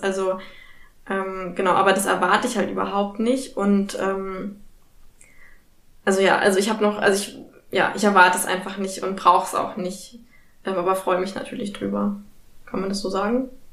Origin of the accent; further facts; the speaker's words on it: Berlin, Germany; ich bin ja auch Berlinerin